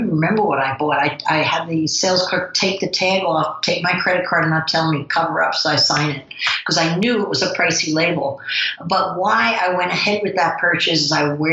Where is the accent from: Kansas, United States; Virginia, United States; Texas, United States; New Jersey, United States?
New Jersey, United States; accent: New Jersey; my New Jersey accent